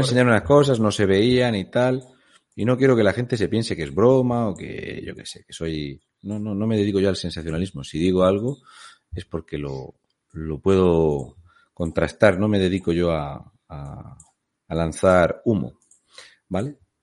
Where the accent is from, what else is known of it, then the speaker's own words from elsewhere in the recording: Region of Murcia, Spain; also born or lived in Canary Islands; soy un murciano encabronado